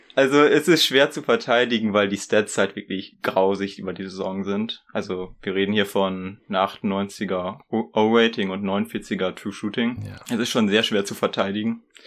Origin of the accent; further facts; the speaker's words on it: Ibbenbüren, North Rhine-Westphalia, Germany; ich komme aus Ippenbüren. Wer das kennt, Shoutout an dich. das liegt so Osnabrück-Münsterland mäßig